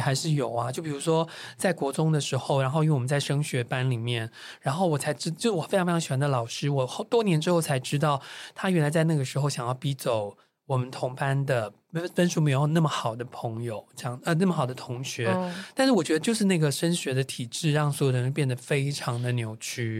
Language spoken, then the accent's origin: Chinese; Taipei, Taiwan; 我还曾经拿过什么台北市模范生